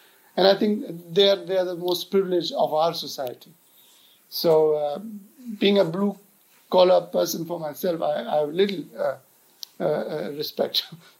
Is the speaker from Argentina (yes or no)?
no; India; I as an Indian